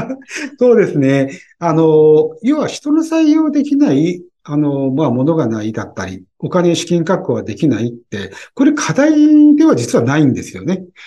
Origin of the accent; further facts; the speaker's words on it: Tokyo, Japan; 東京人だけども